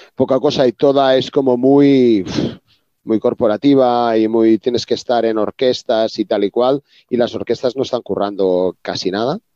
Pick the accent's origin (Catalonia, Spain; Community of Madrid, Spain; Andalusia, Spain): Catalonia, Spain; Reus; yo soy de Reus, una zona al sur de Cataluña